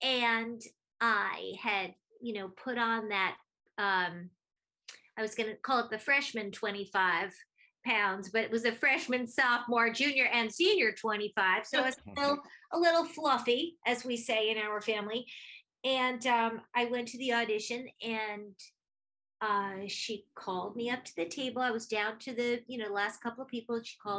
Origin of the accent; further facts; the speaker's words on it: Brooklyn, New York, United States; born there; I was born in Brooklyn, but for the first 5 years, I was on the road with my parents.